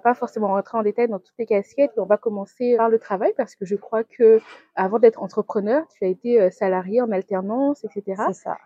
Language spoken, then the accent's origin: French; Guadeloupe; also born or lived in Metropolitan France; now in France; je viens de la Guadeloupe.